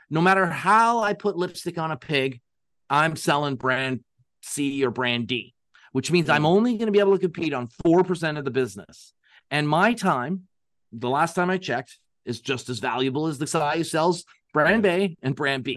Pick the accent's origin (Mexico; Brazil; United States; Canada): Canada; we're Canadian